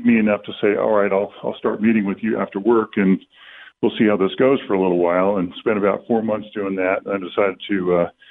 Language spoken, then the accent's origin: English; Southern California, United States; I grew up in Southern California